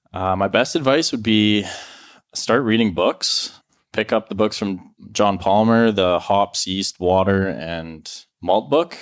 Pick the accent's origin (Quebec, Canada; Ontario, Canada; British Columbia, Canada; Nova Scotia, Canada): British Columbia, Canada; Penticton; I grew up in Penticton here